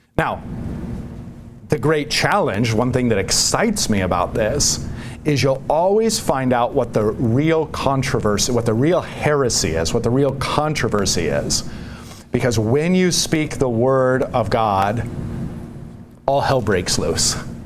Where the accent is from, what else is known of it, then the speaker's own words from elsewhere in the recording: United States; as an American